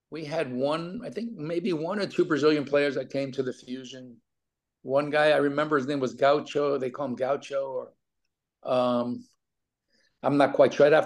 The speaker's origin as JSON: {"language": "English", "town": "New York City", "region": "New York", "country": "United States", "tie": "born or raised there", "said": "I was an all city baseball player in New York City"}